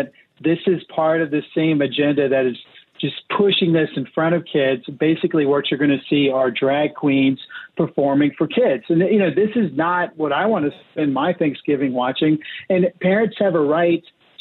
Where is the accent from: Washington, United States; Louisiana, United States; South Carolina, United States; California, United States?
Louisiana, United States; I'm from Louisiana